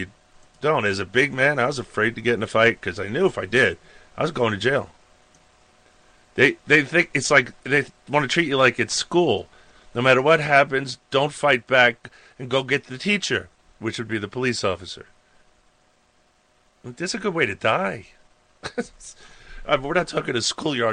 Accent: Suffolk County, Long Island, New York, United States; now in Montana, United States; I came from Long Island, New York.

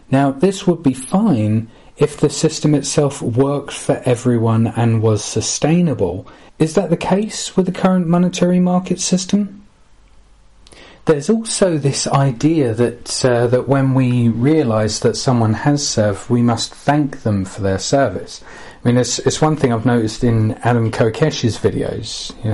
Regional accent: Gillingham, South East England, United Kingdom; even interviewing average Joes from my hometown of Gillingham

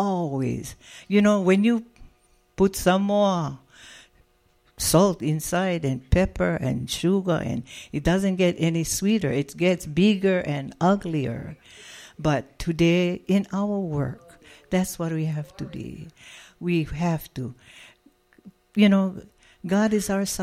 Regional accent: Hawaii, United States; now in Las Vegas, United States; We come from Hawaii.

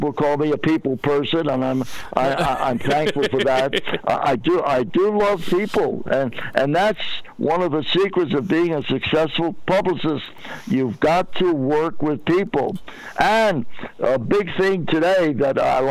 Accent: New York City, New York, United States; moved away; I grew up in Brooklyn, New York

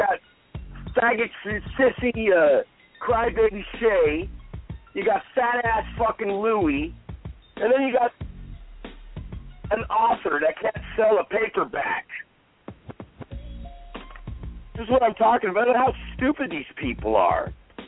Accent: State of Mexico, Mexico; did you hear in my home state of Mexico, a restaurant shut down

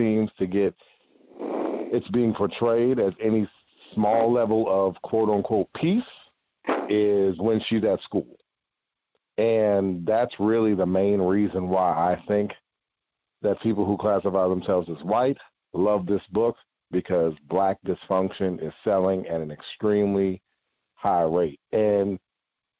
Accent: New York, United States; I'm from New York

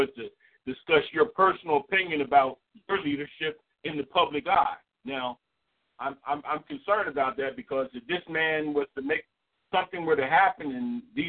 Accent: East Coast, United States; moved away; I was born on the East Coast

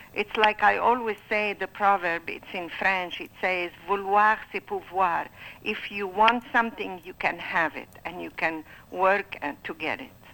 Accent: Alexandria, Alexandria Governorate, Egypt; moved away as an adult; now in Bay Area, United States; I was born in Alexandria, Egypt

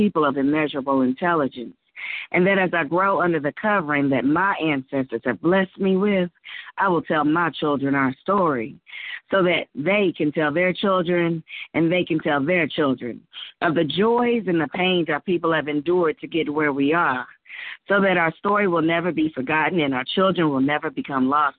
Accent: Louisville, Kentucky, United States; I'm from Louisville, Kentucky

